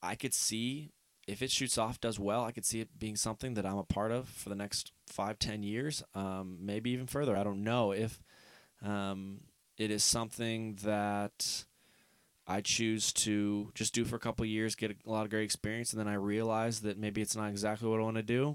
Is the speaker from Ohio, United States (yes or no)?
yes; Northeast Ohio, United States; I'm from Northeast Ohio